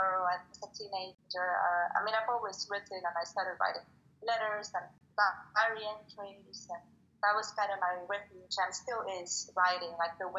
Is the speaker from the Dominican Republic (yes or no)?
yes; Dominican Republic; moved away as an adult; now in London, United Kingdom; I'm from Dominican Republic originally, but I have been living in London for 14 years now in the summer.